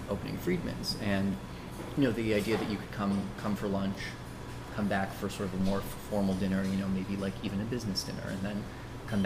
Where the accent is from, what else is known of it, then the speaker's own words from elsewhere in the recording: Toronto, Ontario, Canada; now in Los Angeles, United States; I grew up in Toronto.